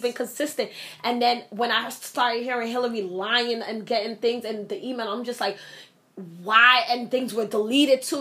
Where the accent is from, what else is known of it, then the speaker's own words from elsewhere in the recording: United States; I am an American. I am a born citizen